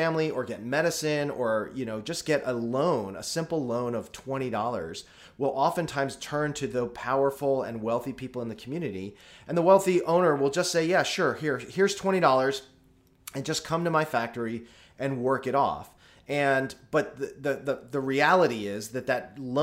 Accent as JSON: {"language": "English", "country": "United States", "said": "as an American"}